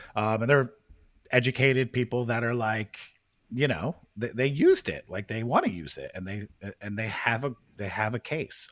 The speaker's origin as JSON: {"language": "English", "town": "Princeton", "region": "New Jersey", "country": "United States", "tie": "born or raised there", "said": "we grew up in Princeton."}